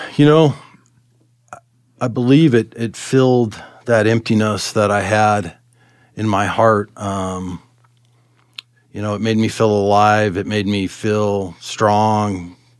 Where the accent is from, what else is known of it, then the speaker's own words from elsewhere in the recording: Arvada, Colorado, United States; also born or lived in California; We, uh, we moved here in nineteen seventy-two. I was ten. We, we settled in Arvada and, um, went to Arvada High School